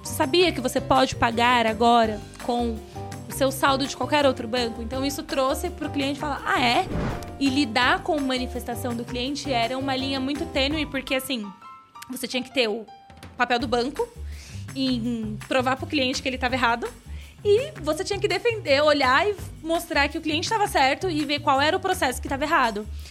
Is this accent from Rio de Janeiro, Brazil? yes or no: no; São Paulo, Brazil; Fui criada no Grajaú, periferia de São Paulo